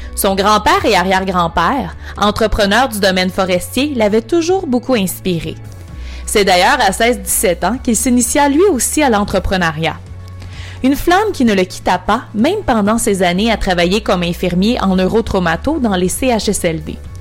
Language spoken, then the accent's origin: French; Chicoutimi, Quebec, Canada; je suis originaire du, Saguenay du du Beau-Chicoutimi